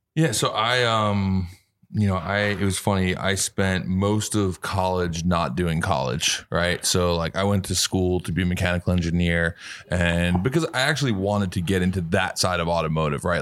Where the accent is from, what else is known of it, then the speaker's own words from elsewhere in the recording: New York City, New York, United States; I grew up in New York City